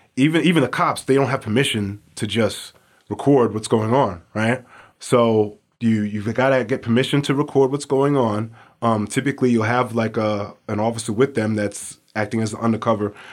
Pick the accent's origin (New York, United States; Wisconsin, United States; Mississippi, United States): New York, United States; New York City; now in Anchorage, United States; I grew up in New York City